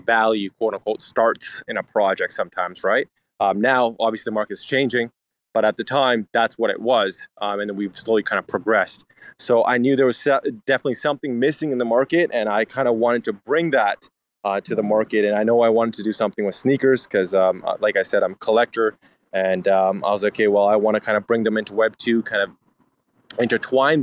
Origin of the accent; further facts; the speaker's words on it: Vancouver, British Columbia, Canada; We're from Vancouver, BC, Canada